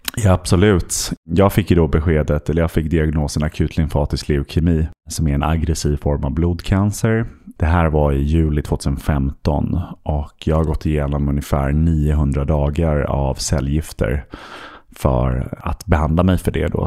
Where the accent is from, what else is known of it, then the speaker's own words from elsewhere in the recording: Stockholm, Stockholm County, Sweden; also born or lived in London; jag eh, är född och uppvuxen här i Stockholm